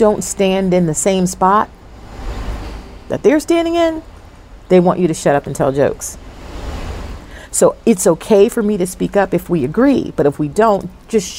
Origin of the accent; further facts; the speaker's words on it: New Jersey, United States; now in Charlotte, United States; I was raised in Jersey